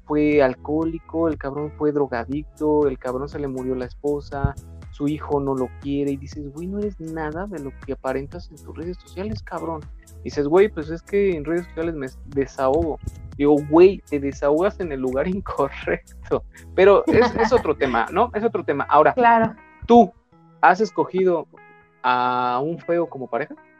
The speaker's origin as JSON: {"language": "Spanish", "country": "Mexico", "said": "como mexicanos"}